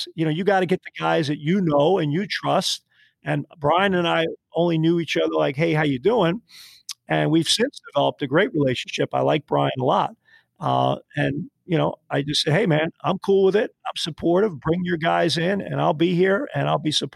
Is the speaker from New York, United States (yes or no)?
yes; New York City, New York, United States; moved away as an adult; now in Canada; I grew up in Brooklyn